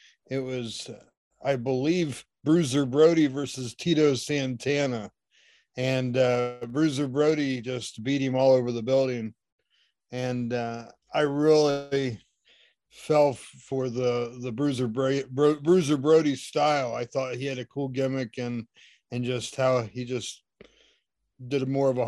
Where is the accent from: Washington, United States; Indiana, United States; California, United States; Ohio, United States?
Ohio, United States; Shelby; Shelby, Ohio, a gym, and that was my hometown